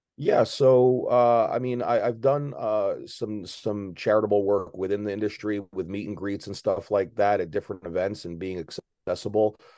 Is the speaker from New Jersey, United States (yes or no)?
yes; Maplewood, New Jersey, United States; now in South Jersey, United States; I grew up in a uh, middle class town called Maplewood, New Jersey.